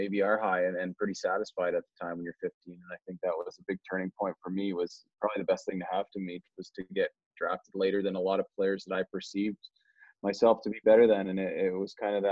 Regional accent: Toronto, Ontario, Canada; I grew up in Toronto

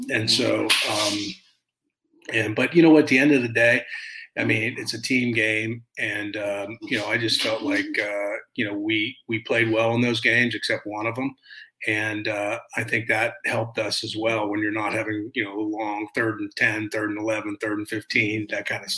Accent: Pittsburgh, Pennsylvania, United States; You know, I grew up in Pittsburgh, and I mean, they're my heroes.

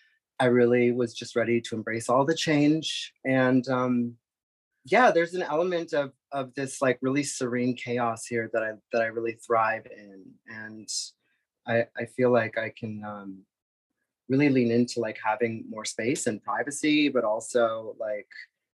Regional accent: Boston, Massachusetts, United States; also born or lived in New York; now in Los Angeles, United States; Prior to that, I was a New Yorker for about 15 years. I was born and raised in the Boston area, Massachusetts. And yeah, I'm an East Coast girl

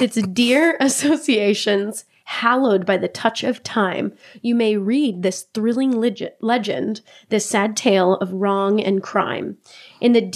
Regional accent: New Hampshire, United States; I grew up in New Hampshire

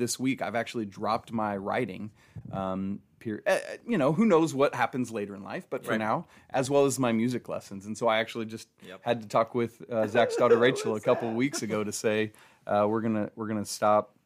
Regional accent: Atlanta, Georgia, United States; I grew up in Atlanta

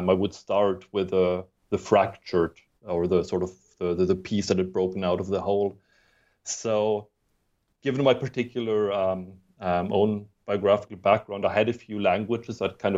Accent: Germany; accent: muddled; English is a second language; moved away as an adult; also born or lived in Sweden / United Kingdom / United States; I'm not a native English speaker. I have a funny muddled accent. I was born in Sweden, but grew up in Germany and then went to undergraduate in the UK and then graduate school in the US.

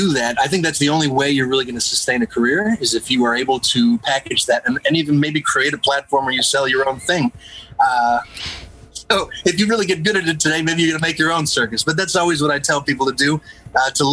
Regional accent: Northern New Jersey, United States; I grew up in New Jersey, Northern New Jersey, right outside of Manhattan

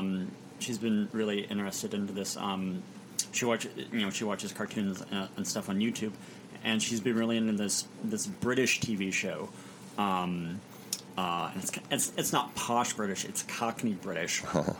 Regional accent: Indiana, United States; also born or lived in Chicago; I was born in Chicago. My family was living there. My dad was in school at the time at the Moody Bible Institute. And then I grew up kind of peripatetically, you know, around Indiana.

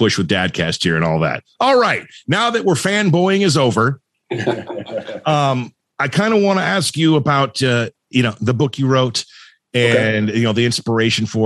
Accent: Thousand Oaks, California, United States; I grew up in Thousand Oaks, California

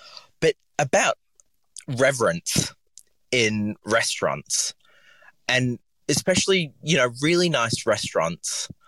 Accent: Papua New Guinea; I grew up in Papua New Guinea, and we were basically next to a coffee roaster.

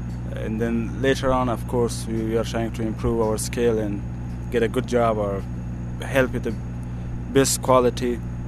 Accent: Kandahar, Afghanistan; English is a second language; I grew up in South, in this vicinity, or in the province of Kandahar.

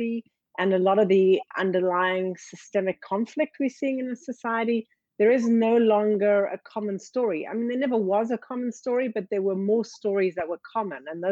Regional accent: South Africa; now in United States; I grew up in South Africa during apartheid.

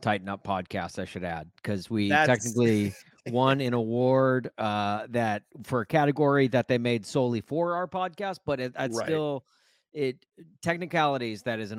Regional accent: Nashville, Tennessee, United States; now in Chicago, United States; I grew up in Nashville. I'm a Brentwood High School alum.

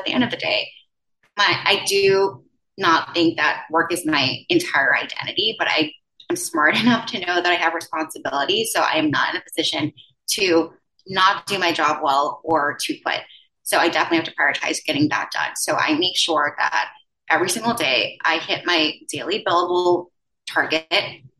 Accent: U.S. Virgin Islands; now in Manhattan, United States; And I'm originally from the Virgin Islands. So I went from one island to another, I guess.

